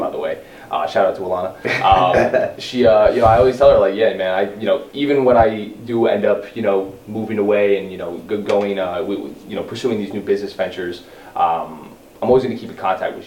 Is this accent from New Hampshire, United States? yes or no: no; West Orange, New Jersey, United States; That's where I'm from West Orange. Grew up. Been in Jersey for the last 20 years of my life